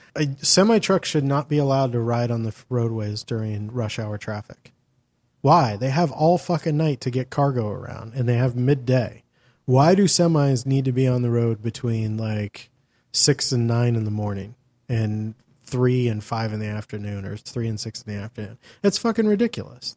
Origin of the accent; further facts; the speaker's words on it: Los Angeles, California, United States; my hometown